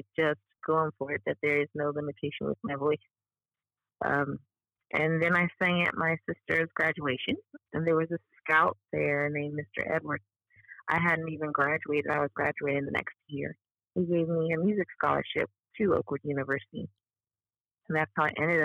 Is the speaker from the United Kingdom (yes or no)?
no; Bermuda; moved away as an adult; I'm from Bermuda